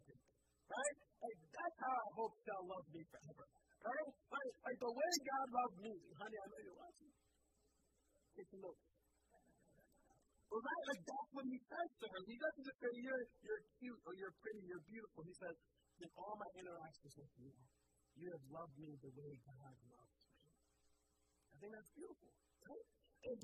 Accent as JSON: {"language": "English", "country": "United States", "said": "my home country, and I mean the United States of America"}